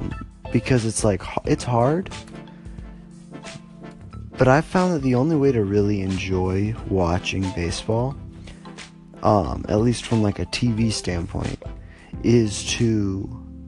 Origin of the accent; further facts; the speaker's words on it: Northwest Ohio, United States; moved away; I am originally from Northwest Ohio